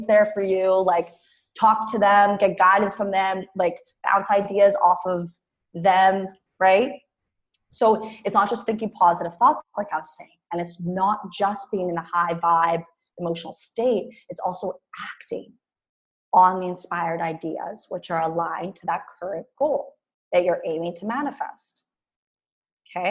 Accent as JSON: {"language": "English", "country": "Canada", "also_born_or_lived": "Mexico", "moved": "as an adult", "said": "I was from Canada"}